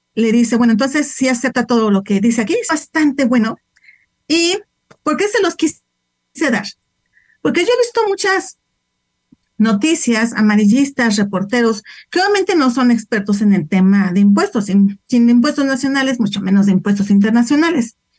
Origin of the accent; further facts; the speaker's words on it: Mexico; Nosotros también como mexicanos somos residentes fiscales en México